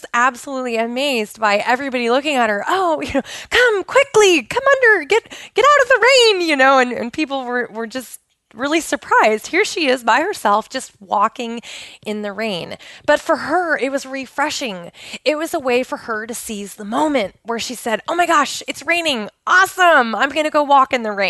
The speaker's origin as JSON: {"language": "English", "region": "Pacific Northwest", "country": "United States", "tie": "born or raised there"}